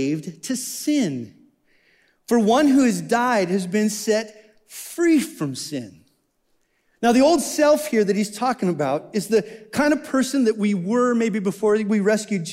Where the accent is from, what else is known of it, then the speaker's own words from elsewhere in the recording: Wyoming, United States; I'm from Wyoming